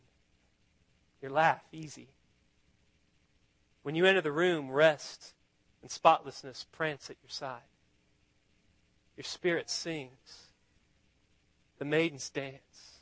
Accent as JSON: {"language": "English", "town": "Austin", "region": "Texas", "country": "United States", "said": "I'm from Austin"}